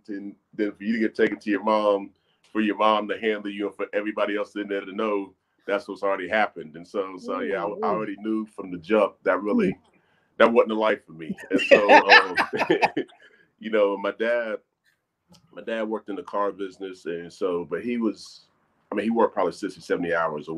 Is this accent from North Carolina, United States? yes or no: yes; Charlotte, North Carolina, United States; I'm 100% born and raised